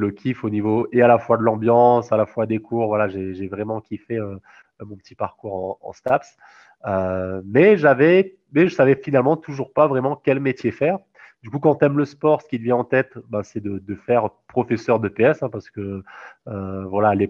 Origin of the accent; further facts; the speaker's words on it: Réunion, France; moved away as an adult; j'aurais pu très bien faire ma L3 à, La Réunion. Mais voilà, mais euh, en tant que réunionnais de notre génération, ben, voilà, ça, ça, ça, nous a tous démangé ben, de quitter le petit caillou